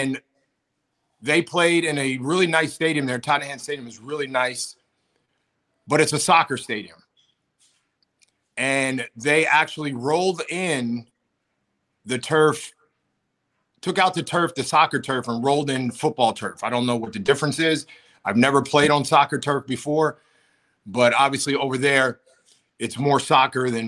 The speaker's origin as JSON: {"language": "English", "region": "Pennsylvania", "country": "United States", "tie": "born or raised there", "also_born_or_lived": "Buffalo", "moved": "yes", "said": "I grew up in Pennsylvania. I grew up in the cold"}